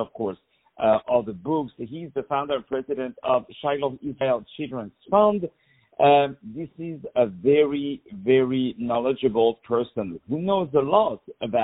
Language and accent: English; Morocco; Morocco, my home country